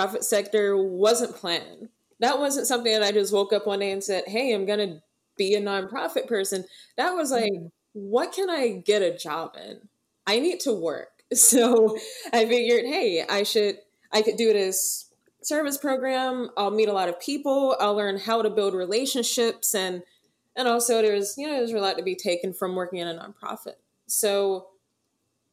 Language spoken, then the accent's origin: English; suburbs of Atlanta, Georgia, United States; when I first started in modeling, it was as a teenager in the suburbs of Atlanta